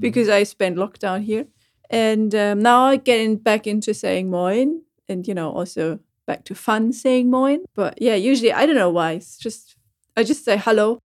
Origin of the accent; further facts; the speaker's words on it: Schleswig-Holstein, Germany; English is a second language; moved away; When I come back to Schleswig-Holstein after a long time, and I'm on the train between Hamburg and, uh, my hometown, and I hear the slang